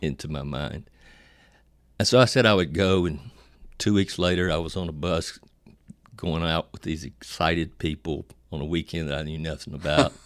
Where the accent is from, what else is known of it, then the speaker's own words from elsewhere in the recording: Virginia, United States; I was born in Virginia, uh, to a Pentecostal family and raised, of course, Pentecostal